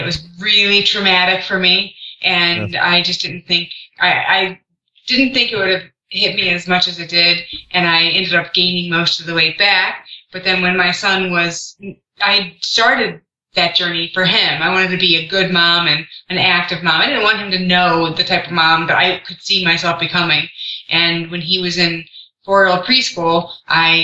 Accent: Cleveland, Ohio, United States; I am from Cleveland, Ohio

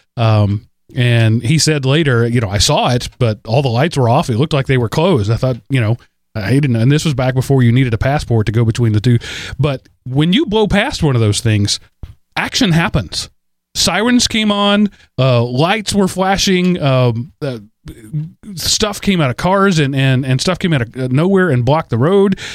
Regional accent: Texas, United States; I'm from Texas

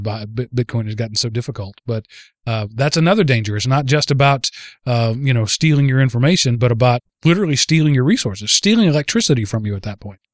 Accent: Texas, United States; the tiny rural parts of, of Texas where I'm from

